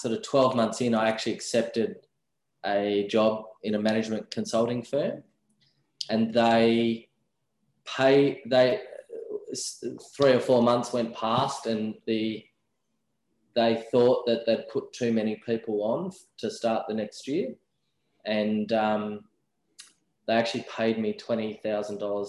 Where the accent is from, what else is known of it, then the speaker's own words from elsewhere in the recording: Tasmania, Australia; moved away as an adult; also born or lived in Melbourne; So I grew up in Tasmania and moved over to Melbourne for university